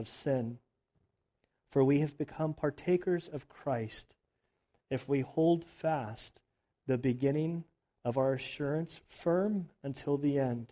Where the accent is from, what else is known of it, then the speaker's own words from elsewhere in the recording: United States; as like an American